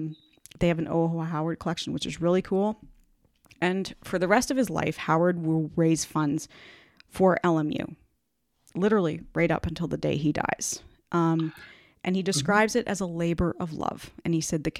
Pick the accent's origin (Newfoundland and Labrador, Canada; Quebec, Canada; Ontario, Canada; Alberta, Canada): Ontario, Canada; an hour from London; London, Ontario, Canada, which is located an hour from my hometown